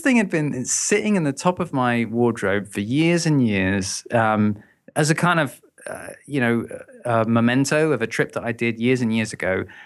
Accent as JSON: {"language": "English", "region": "London", "country": "United Kingdom", "moved": "as an adult", "lives_now": "Brighton, United Kingdom", "said": "I'm originally from London"}